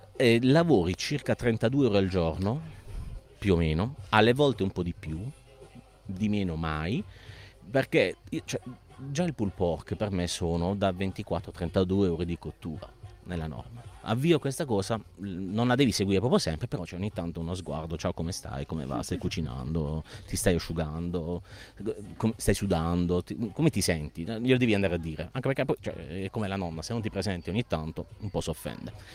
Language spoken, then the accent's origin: Italian; Bari, Apulia, Italy; siamo di Bari